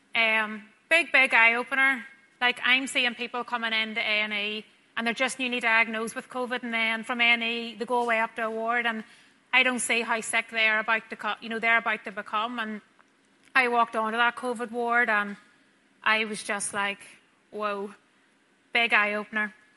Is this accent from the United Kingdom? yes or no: yes; Craigavon, Northern Ireland, United Kingdom; me and Scott actually met back in Craigavon Senior High School whenever we were 15.